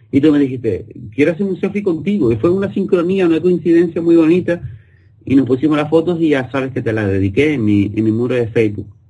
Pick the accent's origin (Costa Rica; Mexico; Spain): Spain; somos españoles